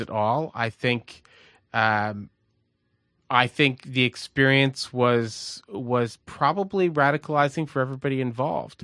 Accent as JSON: {"language": "English", "country": "Canada", "tie": "born or raised there", "also_born_or_lived": "Baltimore / Montreal", "said": "growing up in Canada"}